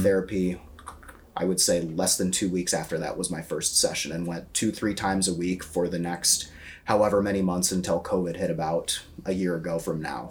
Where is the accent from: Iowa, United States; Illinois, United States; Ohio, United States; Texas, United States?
Iowa, United States; now in Chicago, United States; I'm from Iowa. We don't have views like that in Iowa